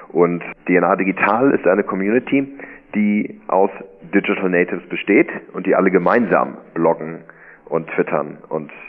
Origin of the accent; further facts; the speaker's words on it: Hamburg, Germany; nicht nur in meiner Heimatstadt hier in Hamburg, in allen Städten Deutschlands